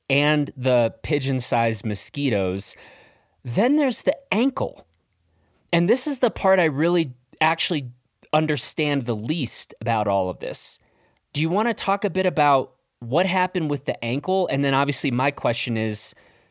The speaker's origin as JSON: {"language": "English", "region": "Midwest", "country": "United States", "tie": "born or raised there", "said": "I grew up in the Midwest too"}